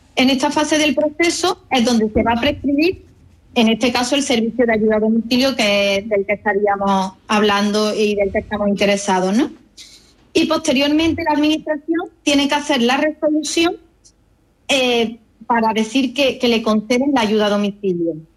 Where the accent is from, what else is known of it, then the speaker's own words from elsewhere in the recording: Córdoba, Andalusia, Spain; now in Málaga, Spain; soy cordobesa, aunque resido en Málaga.